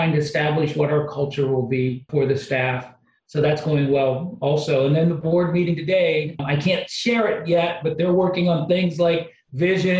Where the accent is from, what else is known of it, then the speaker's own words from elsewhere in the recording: outside of Cleveland, Ohio, United States; I grew up outside of Cleveland